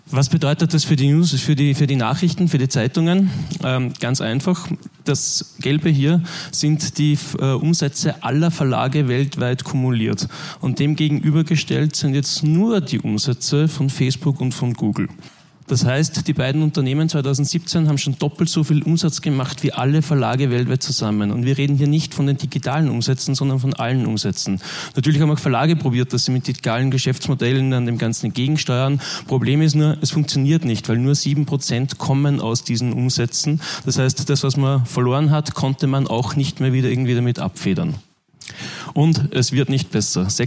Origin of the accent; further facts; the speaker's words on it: Linz, Upper Austria, Austria; also born or lived in Vienna; ich komme aus Linz, habe Jahre, Jahrzehnte lang eigentlich auch in Wien gewohnt